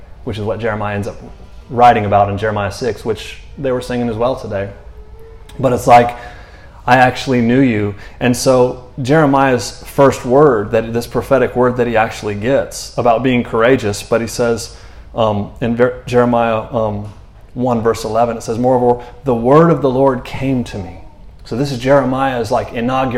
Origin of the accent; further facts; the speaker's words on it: Orlando, Florida, United States; moved away; also born or lived in North Carolina / Texas; I'm from Florida